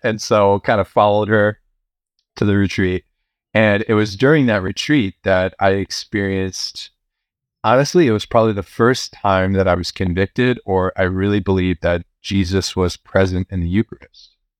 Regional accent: Chicago, Illinois, United States; also born or lived in Champaign, Illinois; I grew up here in Chicago.

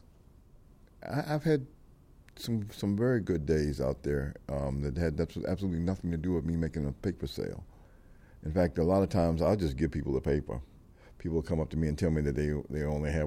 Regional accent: Washington, District of Columbia, United States

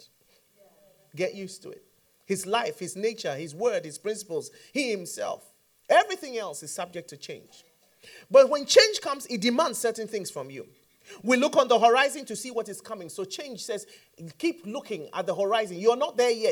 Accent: Ghana; I'm from Ghana.

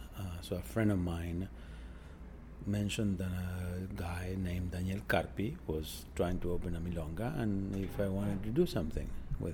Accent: Buenos Aires, Argentina; English is a second language; moved away as an adult; also born or lived in Houston, Texas; now in New York, United States; I am from Buenos Aires.

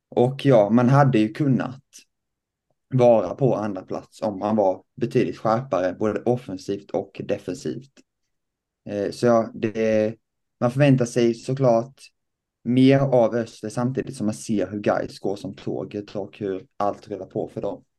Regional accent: Lessebo, Kronoberg County, Sweden; jag kommer då eh, från Lessebo, en liten by eh, utanför Växjö

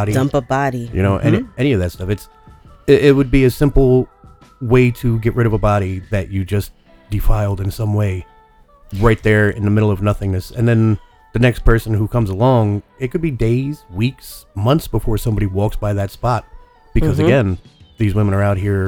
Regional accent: Easton, Pennsylvania, United States; in Easton, where I grew up

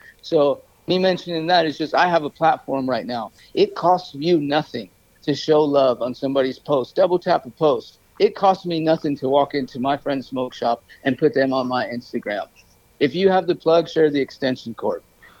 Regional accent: New York, United States; Of course, I'm from New York. I have some family there.

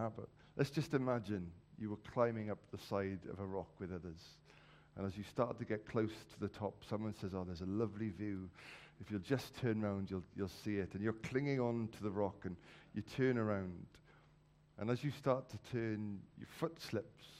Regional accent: Wales, United Kingdom; as a Welshman

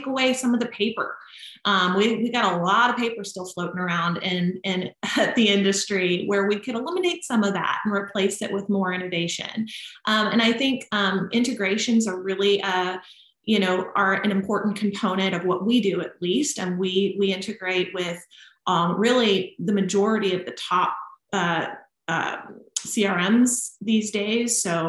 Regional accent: Nashville, Tennessee, United States; moved away; So being that I did move away from my family, I moved from Nashville, which is still home to me.

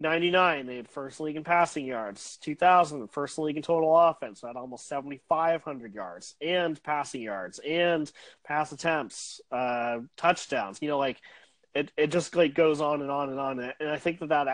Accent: Ohio, United States; I'm from Ohio

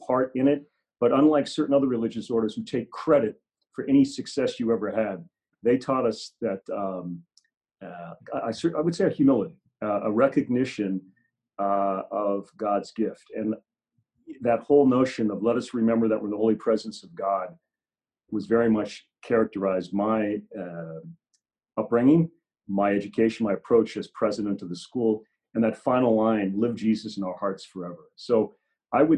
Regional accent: San Francisco, California, United States; moved away as an adult; now in Spokane, United States; I grew up in San Francisco

